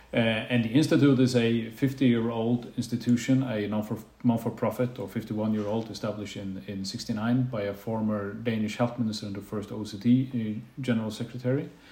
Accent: Faroe Islands; also born or lived in Bergen; now in Denmark; I'm from the Faroe Islands

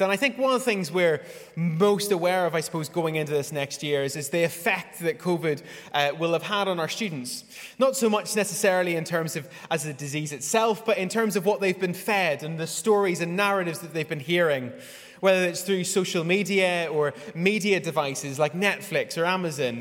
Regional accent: Northern Ireland, United Kingdom; moved away as an adult; I was raised in Northern Ireland

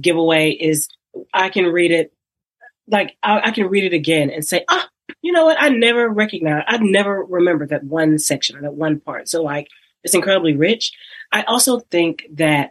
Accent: Texas, United States; I'm from Texas.

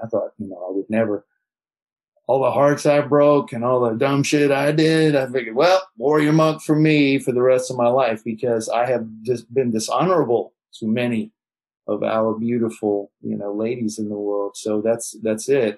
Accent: Beverly Hills, California, United States; I grew up in Beverly Hills

